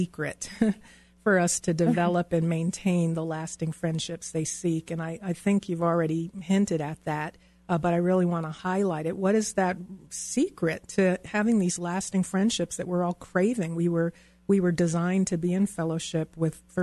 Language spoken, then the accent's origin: English; East Coast, United States; moved away as an adult; also born or lived in Virginia; now in Denver, United States; All of my friends and family who I grew up on the East Coast, everyone I knew lived on the East Coast.